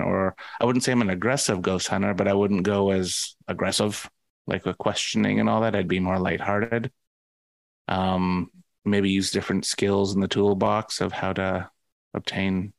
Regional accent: Vancouver, British Columbia, Canada; I'm from Vancouver.

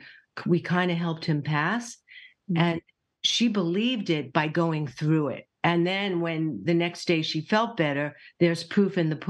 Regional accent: New York, United States; I'm a New Yorker

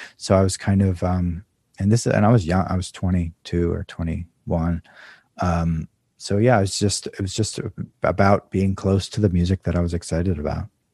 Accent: Maryland, United States; moved away; also born or lived in Southern California / New York; I grew up in Maryland

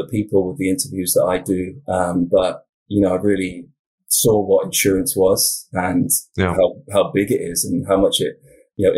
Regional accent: Wiltshire, South West England, United Kingdom; now in Oregon, United States; I'm from the UK originally. So I'm from Southwest England, kind of the county is called Wiltshire

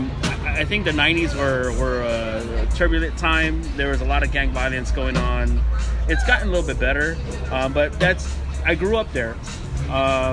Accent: Inglewood, California, United States; also born or lived in Santa Monica; I was born and raised in Inglewood. And I grew up there, and I lived there for about 30 years

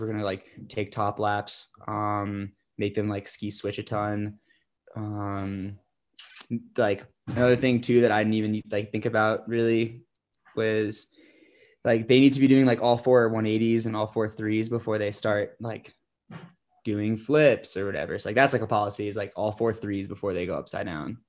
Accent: Croton-on-Hudson, New York, United States; I grew up in Croton, New York. It's like an hour to the north of New York City

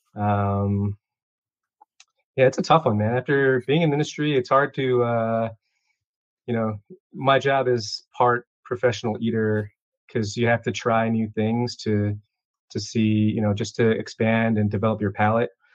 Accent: Chicago, Illinois, United States; I was born and raised here in Chicago

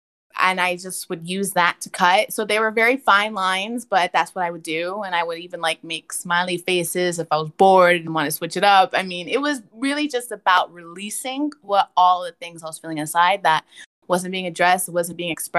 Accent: New Jersey, United States; now in Texas, United States; I'm originally from Jersey. I've moved around quite a bit, so all over the East Coast.

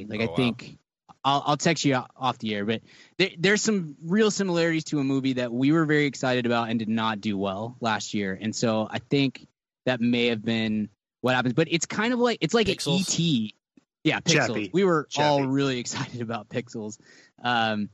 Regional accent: the South, United States; I'm from the South

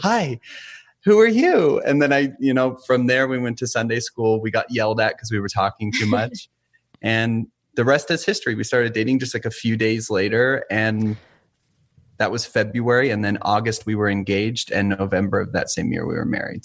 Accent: St. George, Utah, United States; moved away as an adult; now in northern Utah, United States; born and raised in St. George, Utah, southern Utah

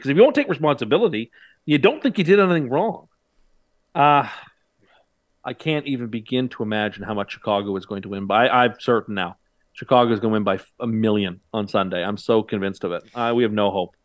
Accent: Canada; as a Canadian

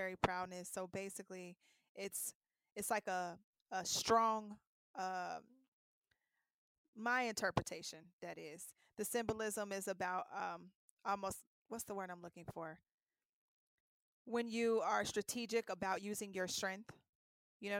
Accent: Cincinnati, Ohio, United States; That's my hometown

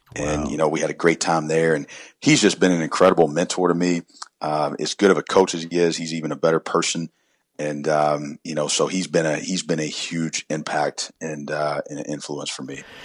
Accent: Columbia, South Carolina, United States; growing up, I grew up in South Carolina and Columbia

